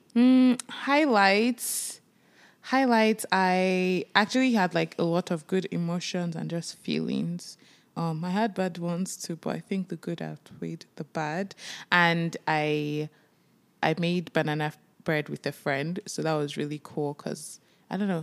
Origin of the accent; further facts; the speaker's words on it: Nigeria; now in Toronto, Canada; we are Nigerians. We moved from Nigeria and we moved to Canada, Toronto, Canada